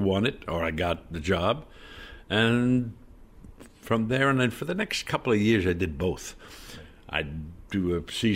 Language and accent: English; New York, United States; I came from New York